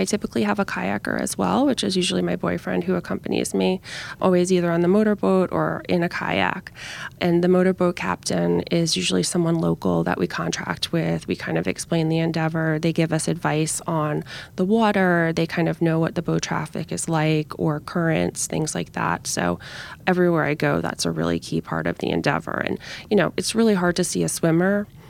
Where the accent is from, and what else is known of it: New York, United States; born or raised there; also born or lived in Geneva